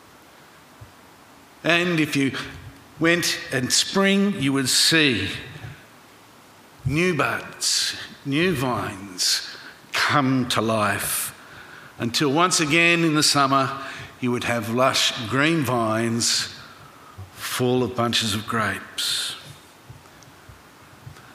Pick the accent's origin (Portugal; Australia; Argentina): Australia; Griffith, New South Wales; growing up in Griffith in the Riverina